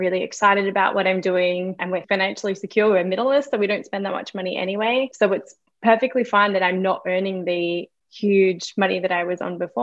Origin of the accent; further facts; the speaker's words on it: Geraldton, Western Australia, Australia; also born or lived in Melbourne; now in Brisbane, Australia; my hometown, which was Geraldton on the west coast